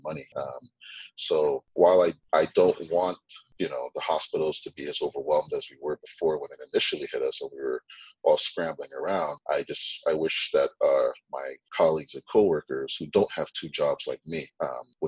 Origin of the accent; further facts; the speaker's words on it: Trinidad & Tobago; I was born in Trinidad